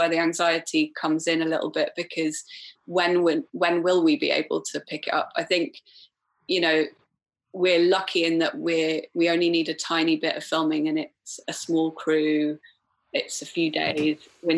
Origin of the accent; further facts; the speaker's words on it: Wales, United Kingdom; And then we redrafted the treatment, and I'm Welsh, even though I don't sound Welsh. I'm Welsh, so I was fortunate enough that I can apply for Film Wales funding.